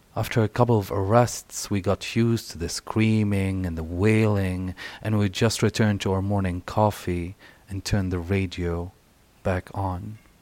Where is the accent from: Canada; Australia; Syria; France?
Syria; moved away; also born or lived in Egypt; as queer folks growing up in Syria, living in, in Egypt